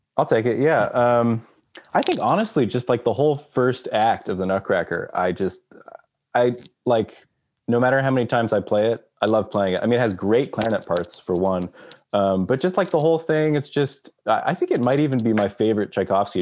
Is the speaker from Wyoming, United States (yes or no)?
no; Texas, United States; moved away; I grew up in Texas